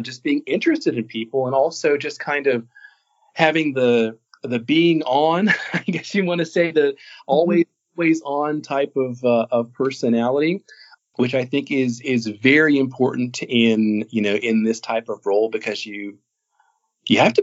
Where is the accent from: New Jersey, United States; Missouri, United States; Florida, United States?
Florida, United States; moved away as an adult; also born or lived in Kansas City area; now in Northeast Tennessee, United States; I spent 13 years in small market radio in my hometown down in Florida